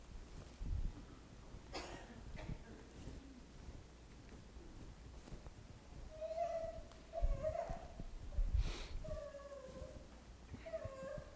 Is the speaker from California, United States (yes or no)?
no; Franklin Parish, Louisiana, United States; I grew up in the South, in the deep South, down there in Franklin Parish